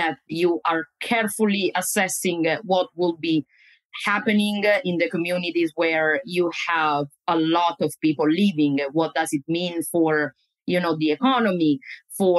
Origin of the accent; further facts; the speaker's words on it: Italy; moved away as an adult; also born or lived in Florida, United States / New Jersey, United States; now in United States; I am originally from Italy, where I got my first steps in the academic